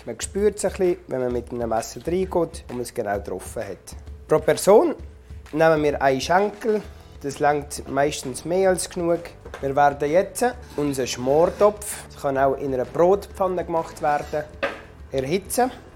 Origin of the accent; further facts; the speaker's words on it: Switzerland; Ich bin in Frankendorf geboren